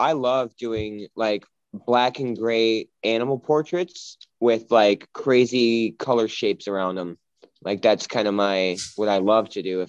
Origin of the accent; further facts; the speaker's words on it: Kenosha, Wisconsin, United States; also born or lived in Los Angeles, California; now in Michigan, United States; It's most of my life was in Wisconsin.